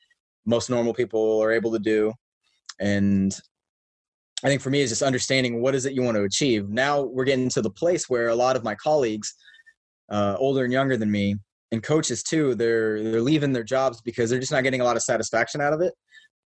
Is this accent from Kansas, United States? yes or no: yes; Shawnee, Kansas, United States; I grew up in Kansas in a city called Shawnee. It's a suburb of Kansas City.